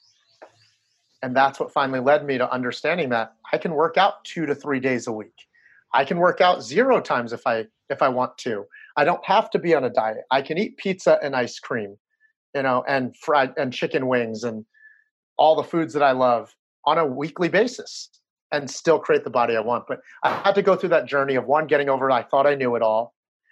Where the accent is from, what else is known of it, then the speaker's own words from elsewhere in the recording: New Jersey, United States; I'm a Chinese guy who grew up in New Jersey.